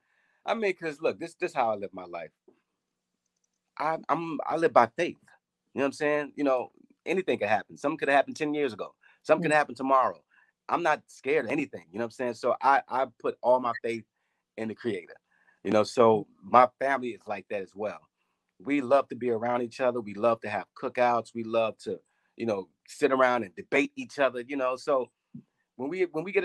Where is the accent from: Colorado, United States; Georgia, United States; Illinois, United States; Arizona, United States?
Illinois, United States; Chicago; growing up in Chicago, I mean, it's a beautiful city.